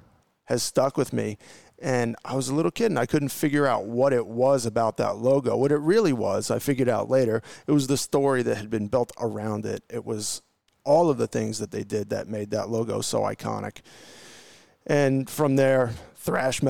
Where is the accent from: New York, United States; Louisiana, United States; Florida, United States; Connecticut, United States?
New York, United States; Long Island; I'm from Long Island, New York